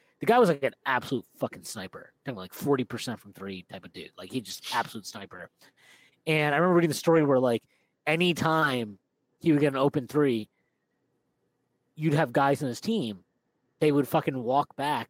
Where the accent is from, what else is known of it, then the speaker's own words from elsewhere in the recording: New York, United States; I grew up in New York.